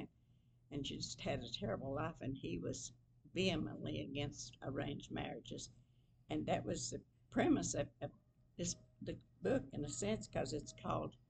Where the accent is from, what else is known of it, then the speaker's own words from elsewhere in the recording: McDowell County, West Virginia, United States; now in Russell County, Virginia, United States; I was born and raised in McDowell County